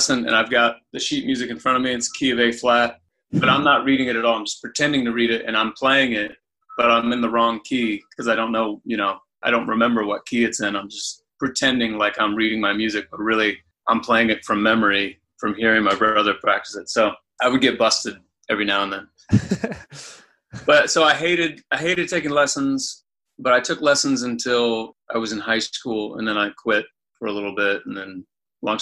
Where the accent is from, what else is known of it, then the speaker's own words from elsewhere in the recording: Anderson, Indiana, United States; I grew up in Indiana, in Anderson